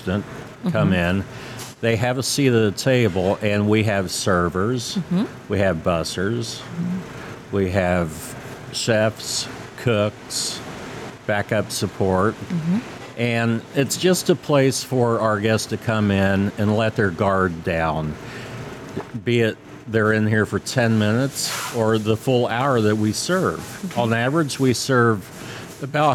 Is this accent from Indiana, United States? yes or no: yes; Rising Sun, Indiana, United States; also born or lived in Richmond, Indiana; my roots are in Rising Sun, where I grew up